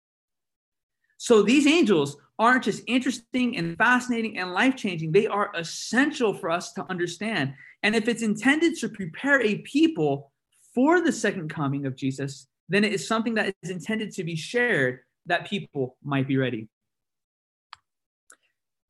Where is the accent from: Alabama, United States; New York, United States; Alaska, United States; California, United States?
California, United States; San Bernardino; I come from San Bernardino, California